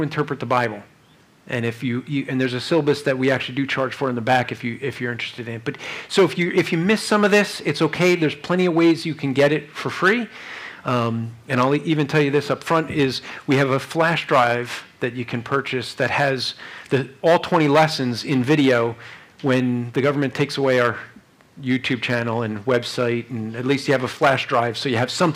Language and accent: English; New Jersey, United States; I'm from Jersey